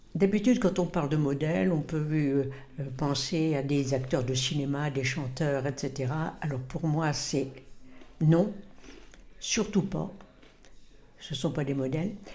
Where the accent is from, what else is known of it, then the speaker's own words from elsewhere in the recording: Mondeville, Normandy, France; also born or lived in Caen; Dans le Calvados, dans une petite ville qui s'appelait Mondeville et Giberville